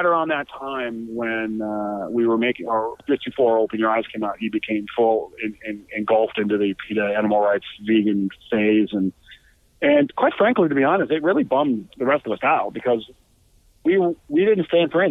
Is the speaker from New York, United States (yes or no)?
yes; Buffalo, New York, United States; moved away as an adult; now in Los Angeles, United States; I'm from Buffalo, New York